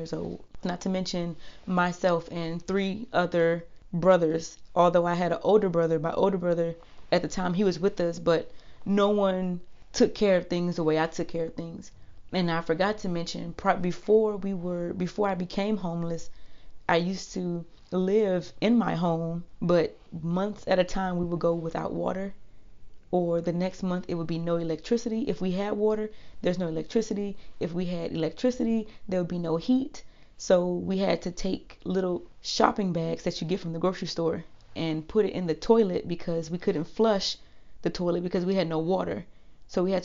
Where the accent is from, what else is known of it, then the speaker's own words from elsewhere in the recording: Washington, District of Columbia, United States; also born or lived in Virginia / Germany / Hawaii; now in Korea; born and raised in Washington, D.C.